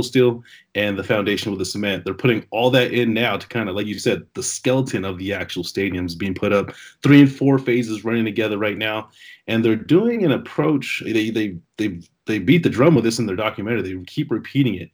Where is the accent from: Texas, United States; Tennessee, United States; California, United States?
California, United States; San Jose; now in Las Vegas, United States; I'm from San Jose, California, but I actually live in Vegas now